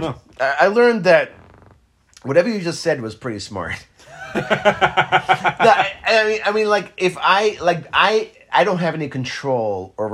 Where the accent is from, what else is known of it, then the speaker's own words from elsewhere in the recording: Israel; now in United States; I didn't grow up with fucking football. I grew up in Israel, okay? There's no football there.